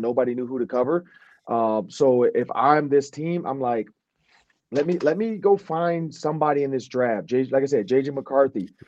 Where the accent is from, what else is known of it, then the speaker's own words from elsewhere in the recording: Detroit, Michigan, United States; we're both from Detroit.